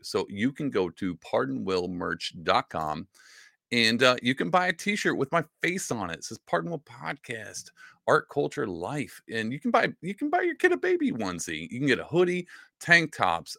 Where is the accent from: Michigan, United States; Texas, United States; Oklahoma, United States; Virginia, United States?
Texas, United States; Southeast; I grew up in Southeast Texas